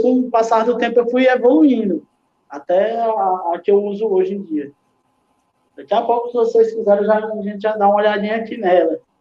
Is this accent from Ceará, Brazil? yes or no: yes; Pacoti, Ceará, Brazil; moved away as an adult; now in Quixadá, Brazil; sou de Pacuti, sou de Pacuti, saí de Pacuti com 20 anos de idade